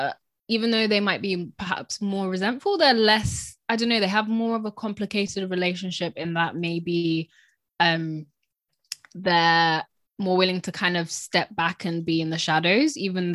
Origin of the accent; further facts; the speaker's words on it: United Kingdom; I think that that's what resonated with me a bit as a British person, of kind of, like, I am contributing to this country